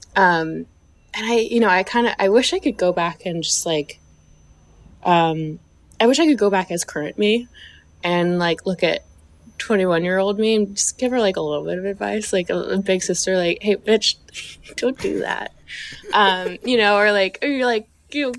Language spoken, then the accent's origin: English; the South, United States; I was raised in the South